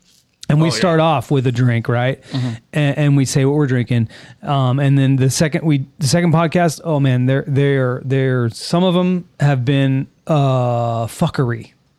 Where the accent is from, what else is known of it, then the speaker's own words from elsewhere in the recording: California, United States; born there; I was born in California.